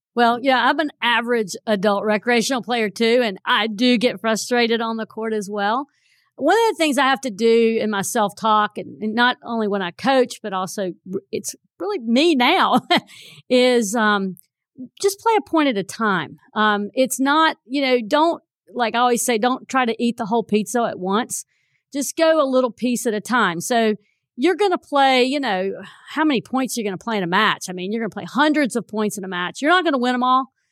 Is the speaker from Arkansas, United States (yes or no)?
no; Burlington, North Carolina, United States; I grew up in Burlington